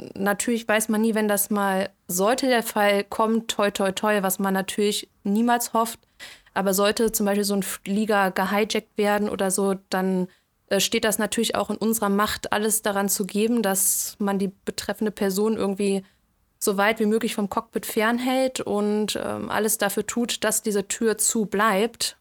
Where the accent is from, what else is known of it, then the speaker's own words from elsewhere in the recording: Cologne, North Rhine-Westphalia, Germany; moved away as an adult; now in Frankfurt, Germany; ich ähm, ziehe jetzt nach Köln zurück in meine Heimat